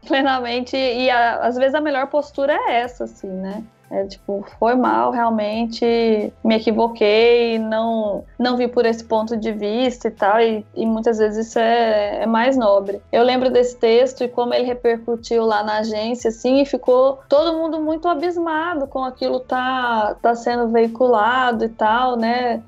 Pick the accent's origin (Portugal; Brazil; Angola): Brazil; Minas Gerais; moved away as an adult; now in João Pessoa, Brazil; Eu sou mineira